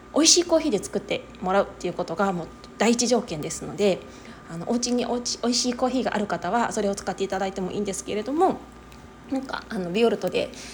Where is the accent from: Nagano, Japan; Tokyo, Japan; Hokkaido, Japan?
Tokyo, Japan; Higashimurayama; moved away as an adult; now in Okayama, Japan; 東京都出身なんですけれどもとはいえね私の実家の方はあの東京都東村山市という